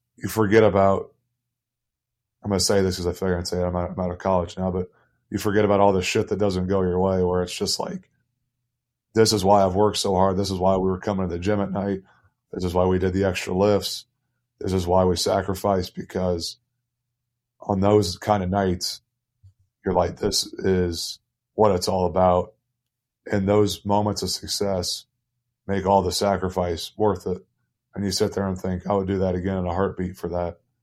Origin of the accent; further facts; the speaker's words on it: Indianapolis, Indiana, United States; moved away as an adult; now in Toruń, Poland; I'm from Indianapolis